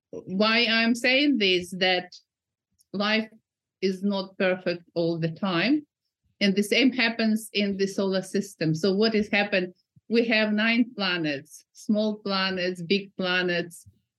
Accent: Kyiv, Ukraine; now in Newcastle, United Kingdom; So I came from Kiev a long time ago, but I keep coming there. I haven't been for 2 years, but nonetheless, I am in the UK, United Kingdom.

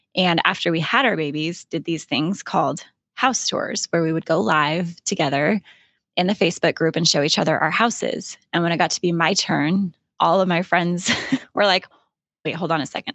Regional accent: Alaska, United States; moved away as an adult; also born or lived in Florida / Idaho / California; I was born and raised in Alaska

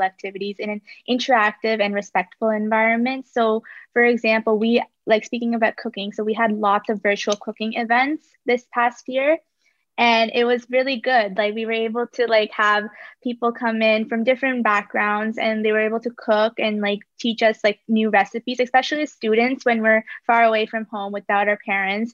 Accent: Bradford, Ontario, Canada; also born or lived in Kerala, India / Kingston, Ontario; my hometown is Bradford, Ontario, which is like a little outside of GTA

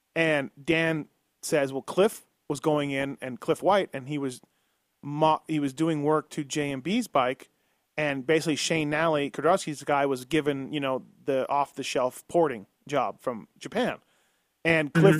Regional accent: Canada; now in United States; I'm Canadian

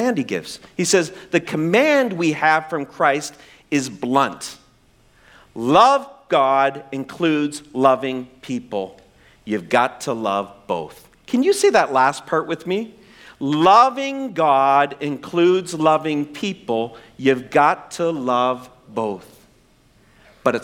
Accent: the Maritimes, Canada; I'm from the Maritimes. And our idea of spice was salt and pepper.

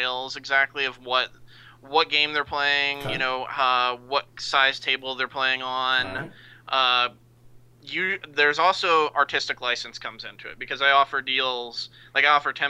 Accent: Lexington, Kentucky, United States; moved away as an adult; now in Utah, United States; I'm originally from Lexington, Kentucky

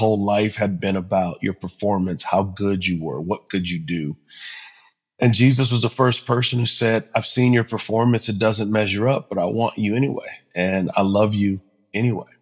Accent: San Antonio, Texas, United States; I'm originally from San Antonio, Texas. Mom was about 16 when she was pregnant with me, 17 when I was born. Dad was 19. Both of them had issues. Grandparents primarily raised me

